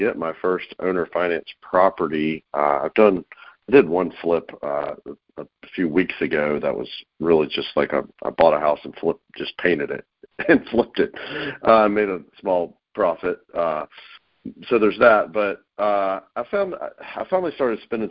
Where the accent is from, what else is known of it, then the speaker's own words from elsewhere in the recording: North Carolina, United States; now in Atlanta, United States; I'm in Atlanta, Georgia, originally from North Carolina, but I've been in Atlanta 20 years